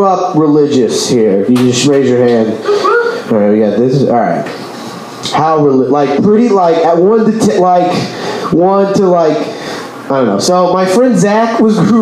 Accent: Texas, United States; I'm from Texas

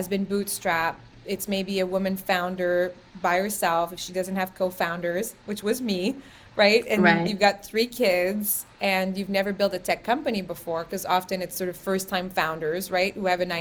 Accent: Quebec, Canada; growing up in Quebec, there's a lot of equality in gender

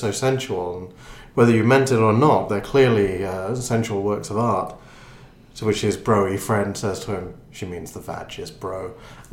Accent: Northern Ireland, United Kingdom; I'm from Northern Ireland

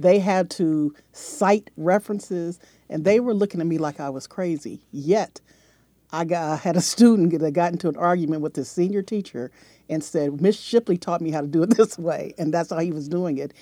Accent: San Diego, California, United States; I grew up in Southern California

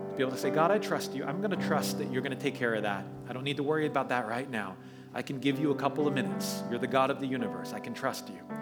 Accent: New York, United States; moved away as an adult; now in San Francisco, United States; We were born and raised in New York

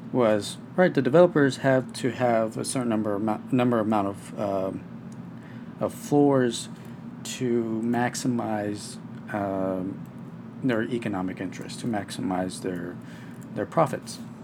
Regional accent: Texas, United States; my home state of Texas

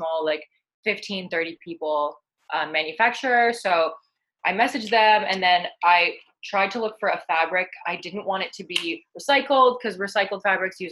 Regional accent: Ottawa, Ontario, Canada; moved away as an adult; now in British Columbia, Canada; I was born and raised in Ottawa, Ontario

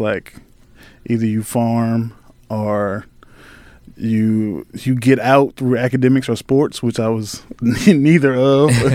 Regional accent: Halifax County, Virginia, United States; moved away as an adult; also born or lived in Richmond, Virginia; I grew up in Halifax County

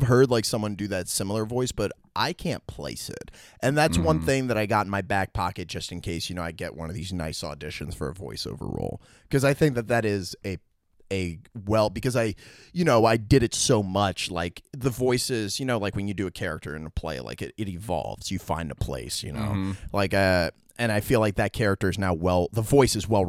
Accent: New York, United States; born there; Look, I was born in New York. I know a rat when I fucking see

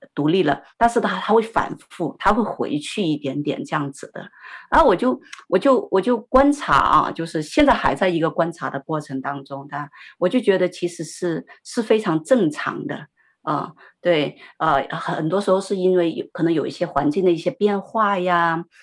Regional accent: Sichuan, China; 因为我们是四川人嘛

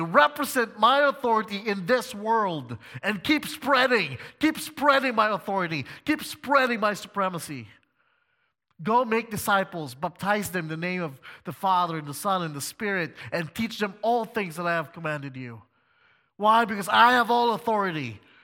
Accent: Philippines; moved away; also born or lived in China; I, as a Filipino, was actually teaching at a Christian school located in China

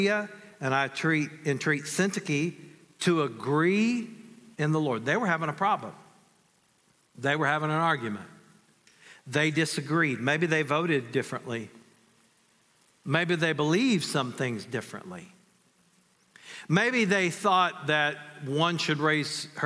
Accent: North Carolina, United States; I grew up in North Carolina

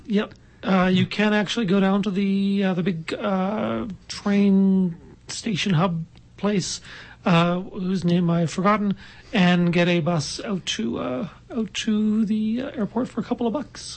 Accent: Halifax, Nova Scotia, Canada; moved away; I'm from Halifax originally

